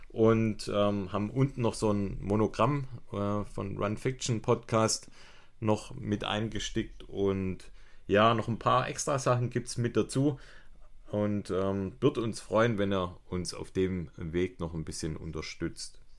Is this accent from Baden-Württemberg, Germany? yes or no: yes; Ergenzingen, Baden-Württemberg, Germany; das ist eine Hommage an meine Heimat, das Ergenzinger Ochsenbräu.